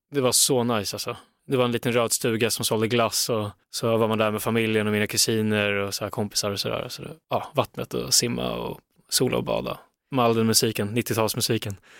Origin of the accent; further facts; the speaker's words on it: Stockholm, Stockholm County, Sweden; jag är från Stockholm